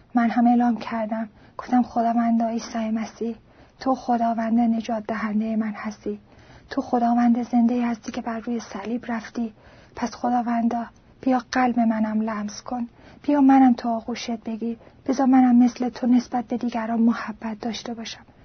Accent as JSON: {"language": "Persian", "country": "Iran", "tie": "born or raised there", "said": "ایرانی هستم و در ایران به دنیا آمدم"}